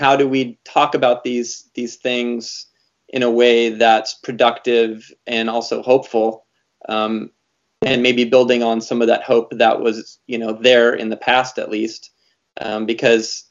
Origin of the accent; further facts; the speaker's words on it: Montana, United States; growing up in Montana, I remember having a Soviet dissident come and talk to our class